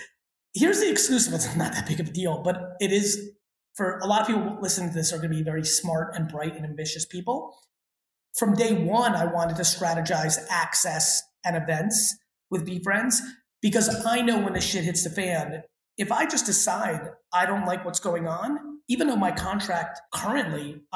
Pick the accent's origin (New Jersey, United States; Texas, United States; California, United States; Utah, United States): New Jersey, United States; I'm looking at New Jersey right now, and boy, even though Great Adventure and Action Park have played there, I'd love to build it in my home state.